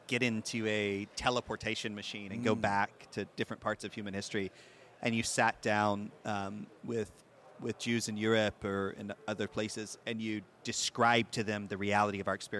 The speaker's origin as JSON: {"language": "English", "region": "the South", "country": "United States", "tie": "born or raised there", "said": "I think like lots of Christians growing up in the South and in the United States, I had a good feeling about Israel. You know, I grew up in a church that taught the Bible."}